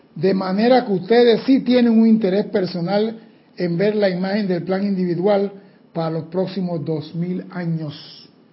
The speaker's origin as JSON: {"language": "Spanish", "country": "Panama"}